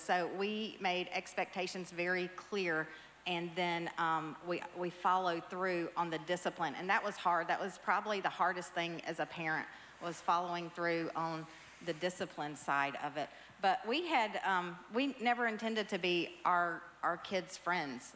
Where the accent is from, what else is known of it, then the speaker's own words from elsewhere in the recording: the South, United States; I grew up in the South